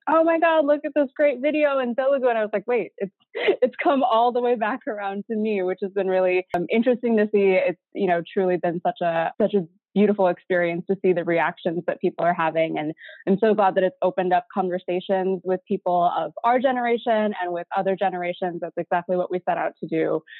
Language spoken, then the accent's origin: English; Midwest, United States; I grew up in the Midwest, my dad's an engineer